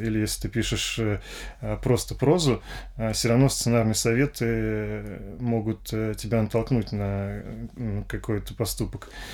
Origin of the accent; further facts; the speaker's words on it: Moscow, Russia; родился я в Москве, действительно, в семье инженеров